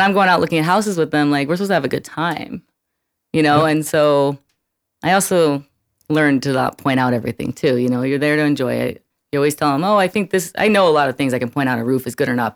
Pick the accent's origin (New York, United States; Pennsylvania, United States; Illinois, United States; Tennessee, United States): New York, United States; New York City; moved away as an adult; also born or lived in Arizona; I grew up in Brooklyn, New York